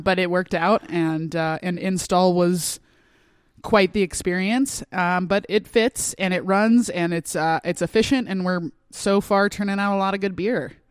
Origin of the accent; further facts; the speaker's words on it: Sedona, Arizona, United States; I wanted to do it in my hometown